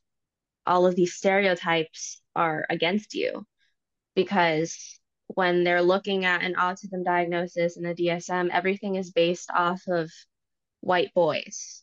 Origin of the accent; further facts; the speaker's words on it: Virginia, United States; My family is Puerto Rican, but I was born in Virginia. So it's like where Washington, D.C. is. That's where I am